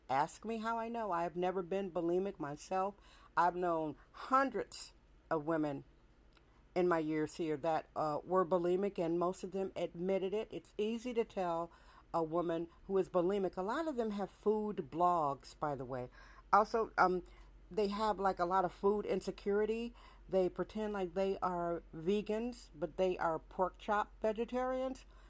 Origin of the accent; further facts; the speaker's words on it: San Francisco, California, United States; also born or lived in Milwaukee, Wisconsin; was born in Milwaukee, Wisconsin, but I was raised in San Francisco and became a woman in San Francisco